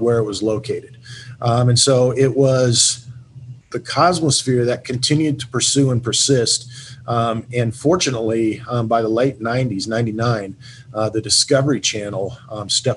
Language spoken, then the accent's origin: English; Hutchinson, Kansas, United States; moved away as an adult; also born or lived in Mifflinburg, Pennsylvania; I grew up here in Hutchinson, moved away, went to school, actually had my first job in a museum in Mifflinburg, Pennsylvania